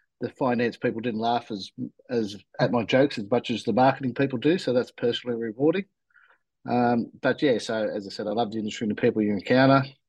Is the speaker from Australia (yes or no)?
yes; Australia; I was actually born in Australia.